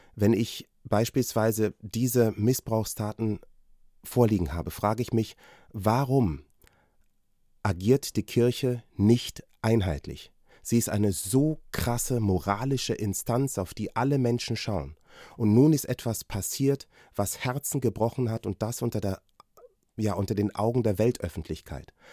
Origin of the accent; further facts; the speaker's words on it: Germany; Ich bin in Deutschland geboren und hier aufgewachsen